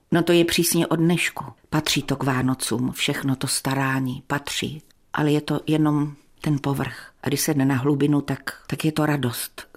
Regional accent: South Moravian Region, Czechia; moved away as an adult; now in North Moravia, Czechia; Jsem z Jižní Moravy a tam se mluví trochu jinak

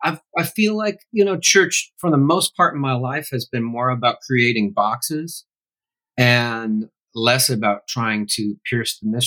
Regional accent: Grand Rapids, Michigan, United States; now in Franklin, United States; I went back and lived in my hometown of Grand Rapids a few years ago

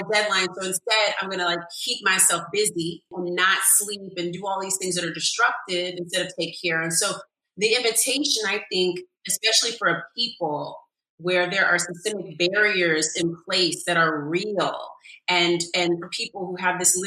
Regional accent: California, United States; now in New York, United States; I'm from California too, so I'm just used to like the sunshine every day.

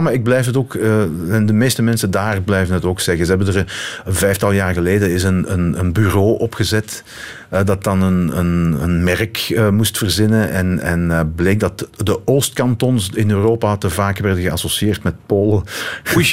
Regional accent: Limburg, Flanders, Belgium; moved away; also born or lived in East Cantons; wij als kind in de Limburg

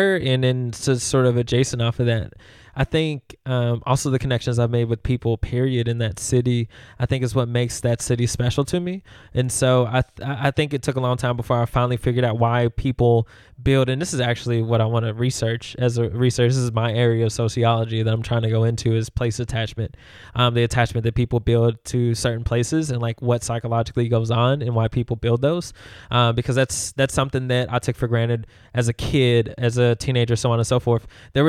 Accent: Louisville, Kentucky, United States; also born or lived in Memphis; And when people ask me, where are you from? It's hard not to say Memphis, right? Because I know that they, like Louisville, I love, right? Because I grew up here.

